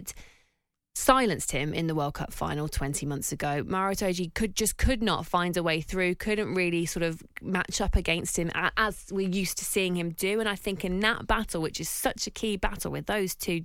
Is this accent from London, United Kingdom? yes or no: no; Northampton, East Midlands, United Kingdom; I sit here as a Northampton girl, born and bred, and I feel like I'm going to be disowned by my hometown